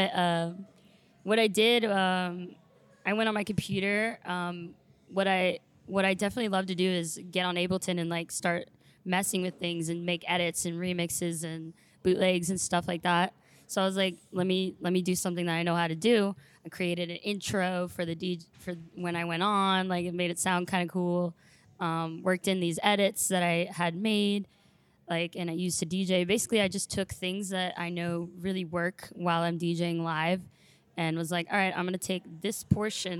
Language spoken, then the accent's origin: English; Maryland, United States; moved away as an adult; also born or lived in Romania / Hickory, North Carolina; now in Charlotte, United States; I'm from Maryland